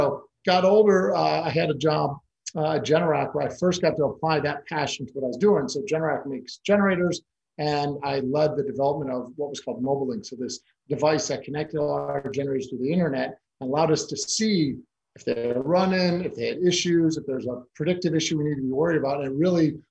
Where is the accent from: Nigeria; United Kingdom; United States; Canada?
United States; Chicago, Illinois; also born or lived in Argentina / Italy / China / North Carolina; now in Los Angeles, United States; I'm originally born and raised in Chicago. I've lived now in the Los Angeles area for over 25 years